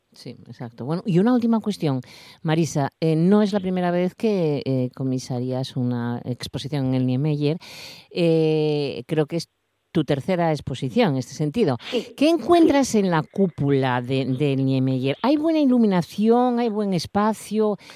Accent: Asturias, Spain; orgulloso como asturiano

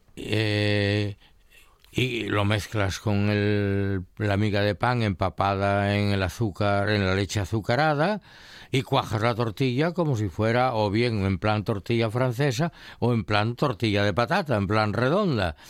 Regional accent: Colunga, Asturias, Spain; yo la comí mucho de niño, ¿no? Ahí en mi pueblo hacía en Colunga

